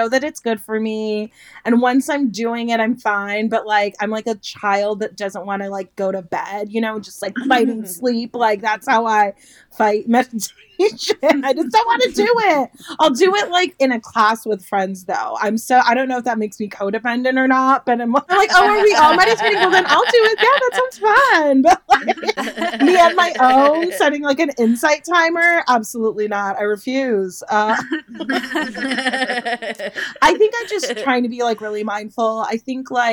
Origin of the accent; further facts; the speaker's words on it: Los Angeles, California, United States; I grew up in Los Angeles, California